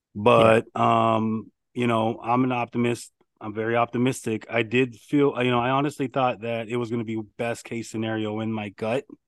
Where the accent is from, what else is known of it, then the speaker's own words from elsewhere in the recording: Arizona, United States; I'm from Arizona